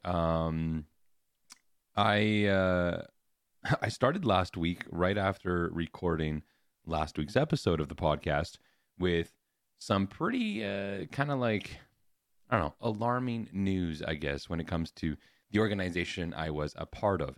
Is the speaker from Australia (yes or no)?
no; Canada; as a Canadian